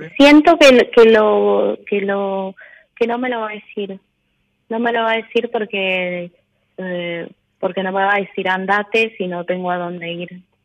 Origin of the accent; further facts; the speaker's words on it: Corrientes, Argentina; De Corrientes